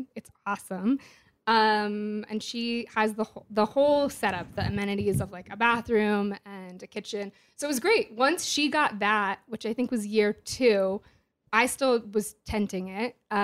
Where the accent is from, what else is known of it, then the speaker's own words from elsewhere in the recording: San Francisco, California, United States; I'm from California, from Northern California, from San Francisco.